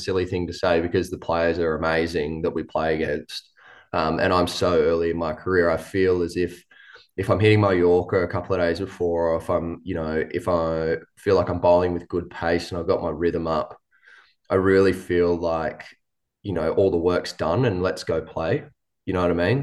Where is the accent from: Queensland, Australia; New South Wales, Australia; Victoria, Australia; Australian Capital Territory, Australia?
New South Wales, Australia; moved away; I grew up in New South Wales